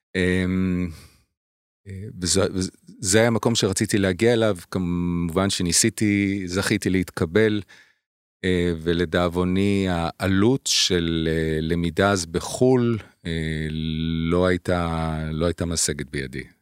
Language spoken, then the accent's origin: Hebrew; Haifa, Haifa District, Israel; moved away as an adult; also born or lived in Providence, Rhode Island, United States; now in Tel Aviv, Israel